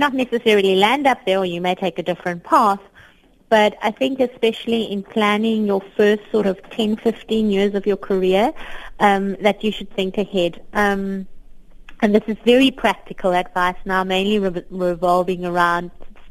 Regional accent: Cape Town, Western Cape, South Africa; I grew up on the Cape Flats in Cape Town

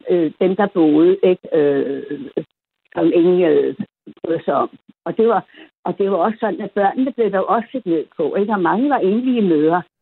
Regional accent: Copenhagen, Capital Region of Denmark, Denmark; also born or lived in Amager; jeg er opvokset inde i det gamle Adelsgade Borgergade kvarter. I gamle dage, der var det slum, nu er det jo fint at bo der, ikke?

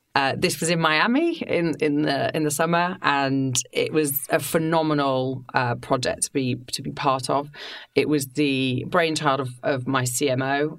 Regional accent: Yorkshire and the Humber, United Kingdom; moved away as an adult; also born or lived in London; I grew up in Yorkshire. Growing up in a seaside town

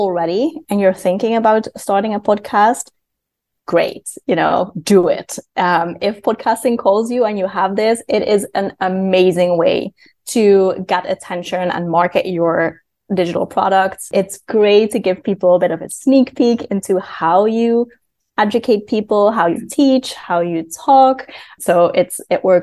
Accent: Netherlands; moved away; I am from the Netherlands, but I work mostly with clients from the United States

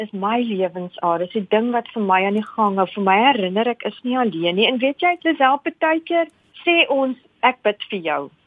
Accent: South Africa; first language Afrikaans; Ons is van Suid-Afrika

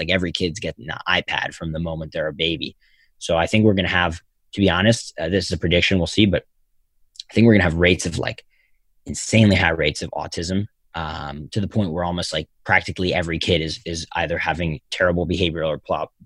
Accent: Philadelphia, Pennsylvania, United States; Philadelphia, my hometown

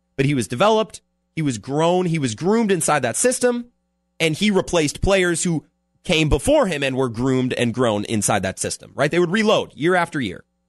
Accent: Menomonie, Wisconsin, United States; now in La Crosse, United States; I'm from Menominee

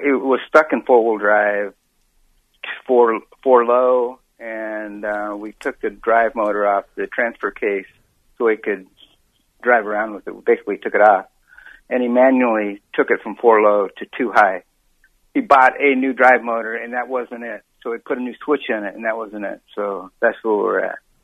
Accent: Tempe, Arizona, United States; I'm from Tempe, not down the road, not far from you

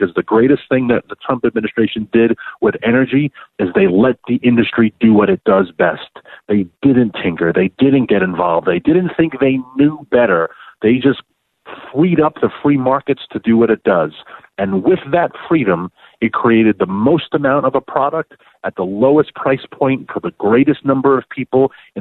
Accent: New York City, New York, United States; born or raised there

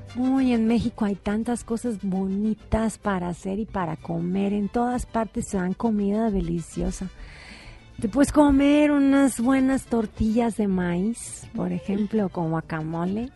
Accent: Cali, Valle del Cauca, Colombia; todo el mundo piensa pues que uno es porque es de Cali, uno baila, pero no, no todos bailamos

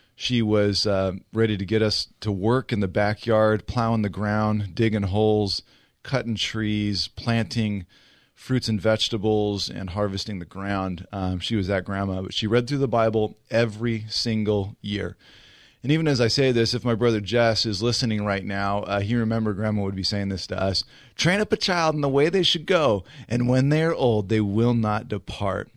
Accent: Riverside, California, United States; I went to Ramona High School in Riverside

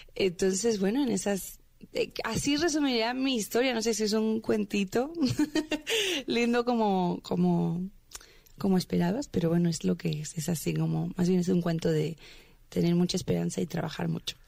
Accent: Veracruz, Mexico; moved away as an adult; now in Mexico City, Mexico; Llevo seis años en la Ciudad de México. Yo soy de Veracruz

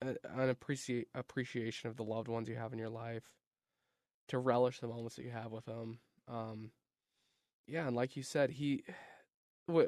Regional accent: Utah, United States; I grew up in Utah.

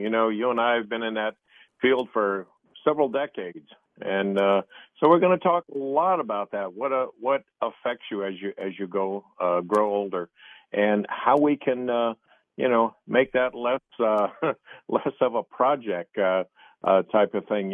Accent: Ohio, United States; the little town I grew up in Ohio

